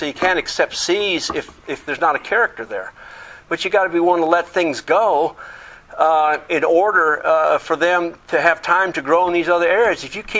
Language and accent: English; England, United Kingdom; I grew up in England, and the teachers, I went to an Air Force school.